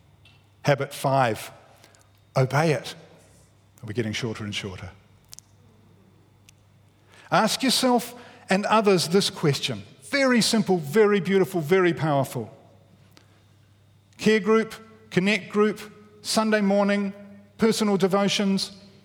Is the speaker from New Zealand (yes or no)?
yes; Wellington, New Zealand; I grew up in Wellington.